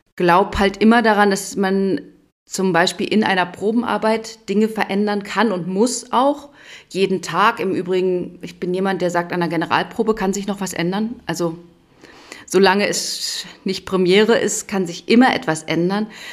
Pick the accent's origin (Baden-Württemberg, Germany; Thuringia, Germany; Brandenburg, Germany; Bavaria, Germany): Brandenburg, Germany; Berlin; now in Memmingen, Germany; ich komme aus Brandenburg, Berlin